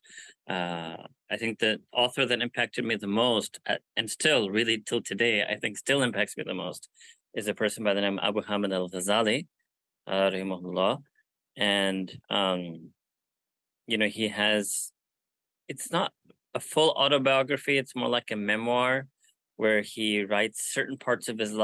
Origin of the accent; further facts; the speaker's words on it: New York City, New York, United States; I was born and raised in New York City in Manhattan